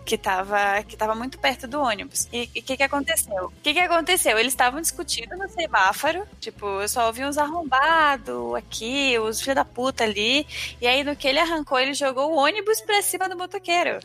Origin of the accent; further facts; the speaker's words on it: Amapá, Brazil; now in São Paulo, Brazil; Eu sou do Amapá, né? E no Amapá não tem metrô, trem, só ônibus. E quando eu vim pra São Paulo